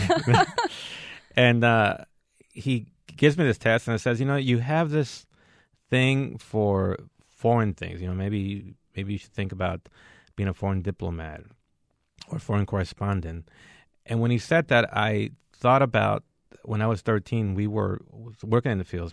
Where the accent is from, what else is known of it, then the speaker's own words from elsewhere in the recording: San Joaquin Valley, California, United States; also born or lived in Mexico / El Paso, Texas; we grew up in the San Joaquin Valley in California